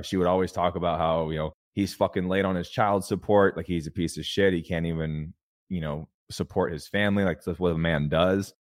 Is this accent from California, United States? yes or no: yes; California, United States; I grew up in a trailer park in California.